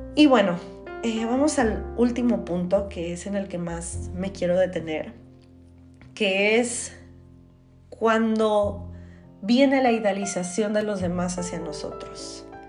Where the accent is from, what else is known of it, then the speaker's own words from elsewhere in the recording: Tijuana, Baja California, Mexico; Yo soy de Tijuana